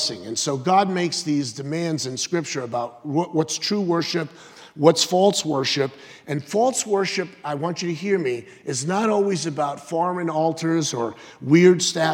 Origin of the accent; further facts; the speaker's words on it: United States; I'm true blue. I'm American.